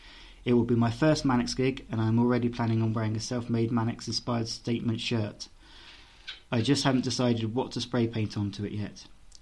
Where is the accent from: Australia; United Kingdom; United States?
Australia; I'm an Australian, they were never quite as big here.